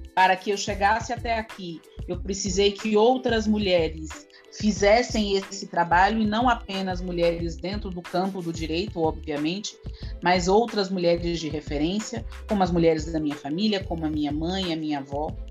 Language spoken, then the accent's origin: Portuguese; Salvador, Bahia, Brazil; eu nasci num bairro que é um dos bairros onde tem o maior contingente de pessoas negras dentro de Salvador, né, aqui na capital